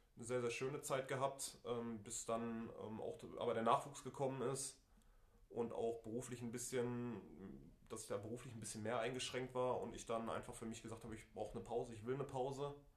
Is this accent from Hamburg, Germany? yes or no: no; Essen, North Rhine-Westphalia, Germany; bin gebürtiger Essener, habe den Großteil meiner Jugend als Spieler beim FC Krei verbracht